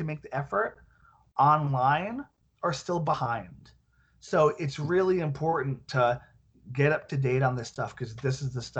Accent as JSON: {"language": "English", "town": "Centurion", "region": "Gauteng", "country": "South Africa", "said": "I'm from Centurion."}